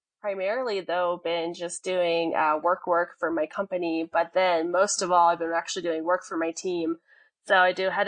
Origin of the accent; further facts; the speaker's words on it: Colorado, United States; also born or lived in New Mexico; Originally, I'm from New Mexico. I was born in New Mexico, but I've lived in Colorado since I was 3 years old. So I consider myself a near native